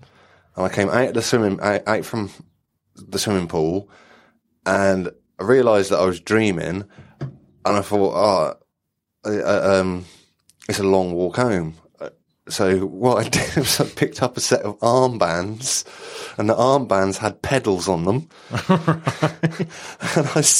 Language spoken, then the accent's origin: English; Ludlow, West Midlands, United Kingdom; I was in my hometown of Ludlow in South Shropshire.